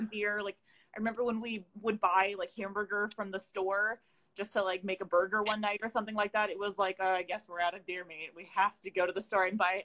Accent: the Northwest, Pacific Northwest, United States; we're both from the Northwest

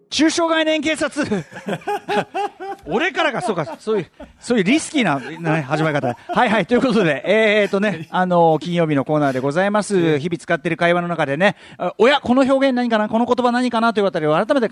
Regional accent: Tokyo, Japan; 俺東京ドーム実家非常に近いですよほとんど向かいと言ってもいいですけど

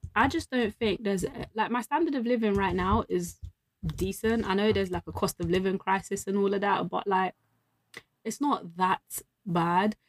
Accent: London, United Kingdom; I'm from London.

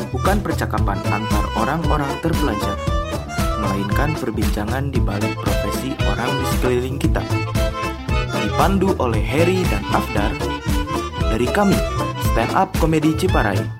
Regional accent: Bandung, West Java, Indonesia; born there; lahir di Bandung 11 Januari 1996.

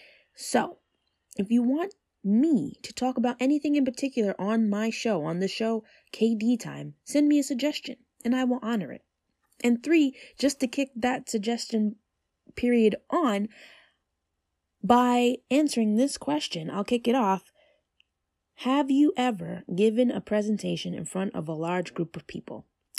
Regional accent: New York, United States; I talk about TV shows I love, music I enjoy, movies in their vastness, being a New Yorker, and much, much more.

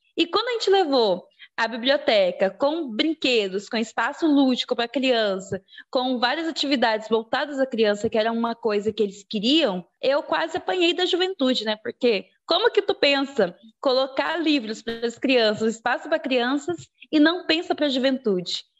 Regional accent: Juína, Mato Grosso, Brazil; sou aqui de Juína

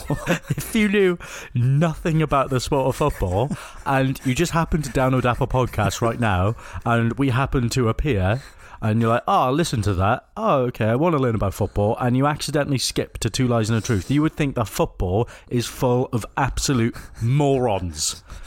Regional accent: Wales, United Kingdom; accent: Welsh; I was born in Wales.

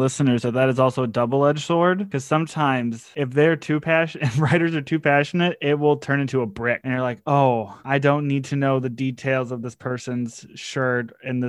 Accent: Detroit, Michigan, United States; Like, I'm from the East Side, and I did not live in that Detroit.

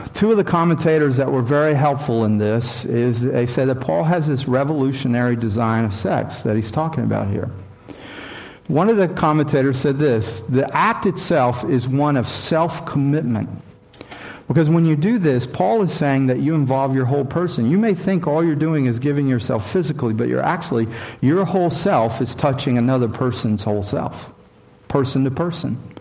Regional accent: Mississippi, United States; born or raised there; moved away

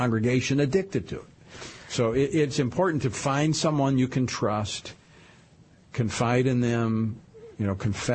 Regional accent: Baton Rouge, Louisiana, United States; in my hometown of Baton Rouge

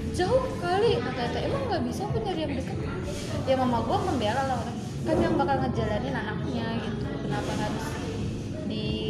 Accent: Java, Indonesia; gue Jawa

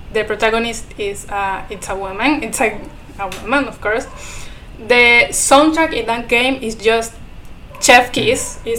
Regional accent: Ecuador; first language Spanish; English is a second language; I am from Latin America. I'm Ecuadorian.

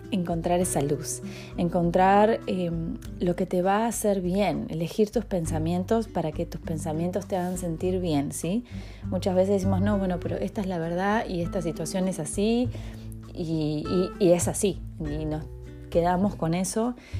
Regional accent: Argentina; moved away as an adult; also born or lived in Mexico; soy argentina, viví 10 años en México, no puedo creerlo. Eh, regresé hace un año y medio

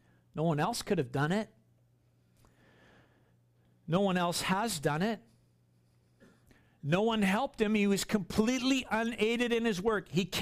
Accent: Queensland, Australia; You know, I grew up here on the Sunshine Coast.

